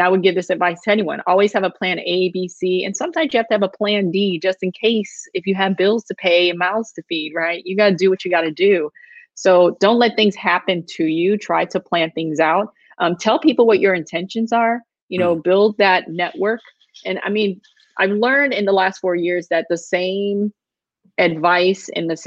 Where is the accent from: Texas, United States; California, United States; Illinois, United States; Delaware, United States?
Illinois, United States; Chicago; moved away; me growing up on the South Side of Chicago.